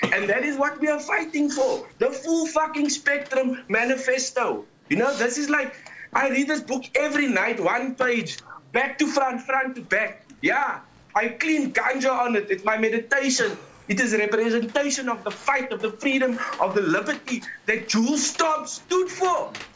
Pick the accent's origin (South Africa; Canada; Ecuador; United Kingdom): South Africa